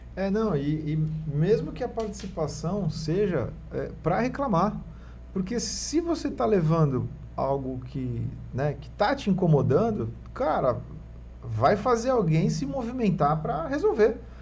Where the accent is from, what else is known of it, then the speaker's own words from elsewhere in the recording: Santos, São Paulo, Brazil; Eu, eu fui criado né, no Marapé